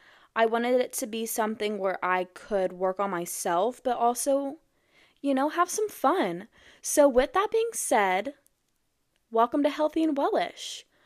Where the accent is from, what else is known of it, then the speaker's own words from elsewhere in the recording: Iowa, United States; born there; also born or lived in Texas / New Mexico / Arkansas; now in Missouri, United States; I was born in Iowa, and then I moved to Texas, the DFW area, and then I moved to New Mexico, then moved back to DFW, then to Arkansas, and now I'm in Missouri.